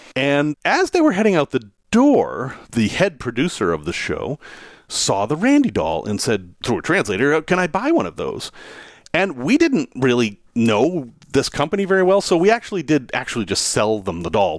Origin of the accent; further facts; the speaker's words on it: Salem, Massachusetts, United States; I'm from Salem, Massachusetts.